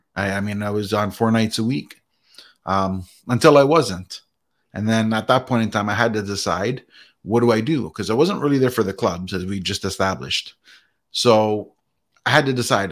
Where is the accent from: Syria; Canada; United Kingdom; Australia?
Canada; I was born and raised in Canada